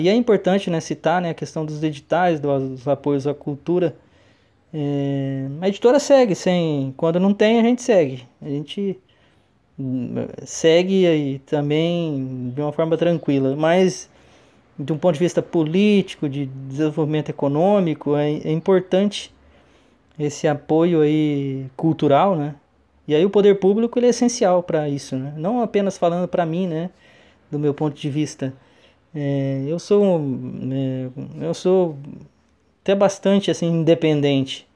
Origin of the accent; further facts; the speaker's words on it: Tarumã, São Paulo, Brazil; moved away; Inclusive, nasci em Tarumã mesmo e tá lá na minha, no meu RG, né? Nascido em Tarumã, sou tarumaense